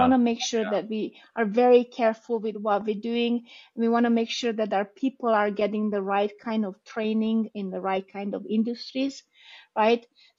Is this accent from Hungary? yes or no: yes; Hungary; English is a second language; also born or lived in Romania; I was born in Romania. We moved after the 89 revolution to Hungary.